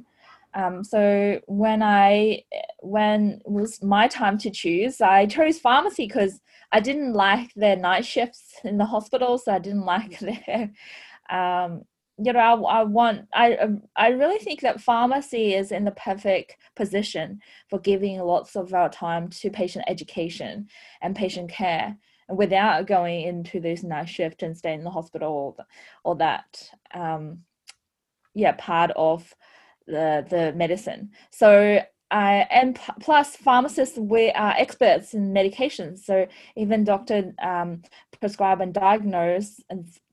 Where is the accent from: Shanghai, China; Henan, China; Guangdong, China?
Shanghai, China; now in Australia; I was born in Shanghai, China, and I was grew up in a fourth generation medical family